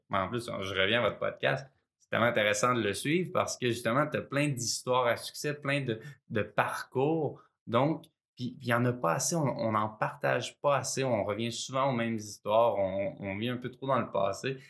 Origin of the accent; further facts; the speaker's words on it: Sherbrooke, Quebec, Canada; j'ai grandi à Sherbrooke dans les cantons de l'Est